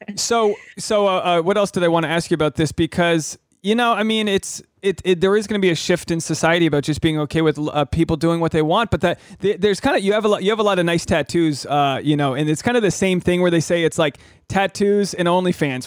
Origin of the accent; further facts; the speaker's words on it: New England, United States; I grew up in New England